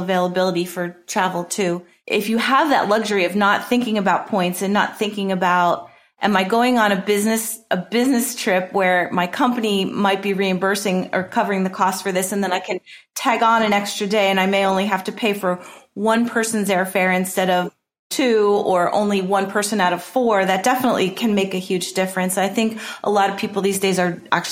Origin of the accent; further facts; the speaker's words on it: New Jersey, United States; I grew up in New Jersey my whole life